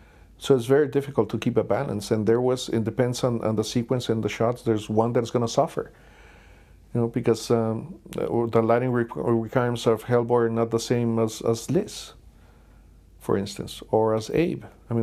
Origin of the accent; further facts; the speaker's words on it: Mexico; we're both from Mexico.